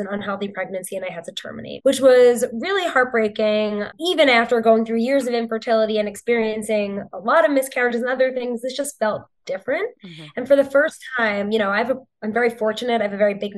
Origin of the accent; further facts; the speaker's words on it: New York, United States; born and raised in New York